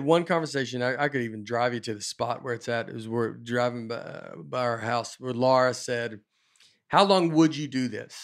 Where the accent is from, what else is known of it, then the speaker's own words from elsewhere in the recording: Nashville, Tennessee, United States; moved away as an adult; also born or lived in Chicago / New York / Los Angeles; I was from Nashville. I just moved to L